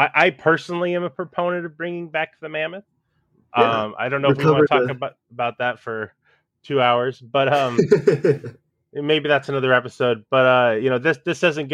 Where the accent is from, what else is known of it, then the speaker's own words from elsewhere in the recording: United States; I'm an American.